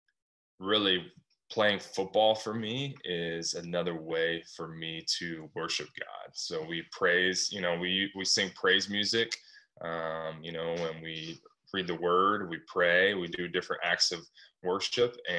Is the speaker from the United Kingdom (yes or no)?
no; Arkansas, United States; moved away as an adult; also born or lived in Little Rock, Arkansas; now in California, United States; I'm a kid from Arkansas, moved to California